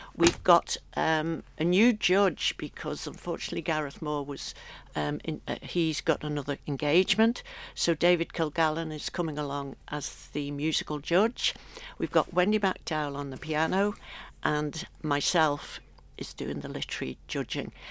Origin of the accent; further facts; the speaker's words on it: Isle of Man; moved away as an adult; also born or lived in London; when I got back home, I'd always done the Stedfords as a child, and they used to be prolific all over the island.